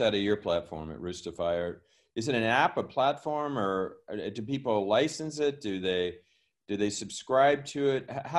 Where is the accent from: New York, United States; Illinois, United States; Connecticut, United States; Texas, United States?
Illinois, United States; Southern; I'm from Southern Illinois, making me a St. Louis Cardinal fan.